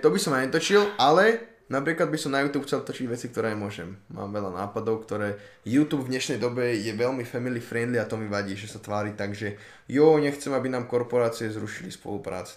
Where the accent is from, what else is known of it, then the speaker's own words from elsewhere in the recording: Slovakia; že som sa narodil na Slovensku, si nemyslím, že teraz zo mňa robí... Akože áno, občanstvom som Slovák, to je pravda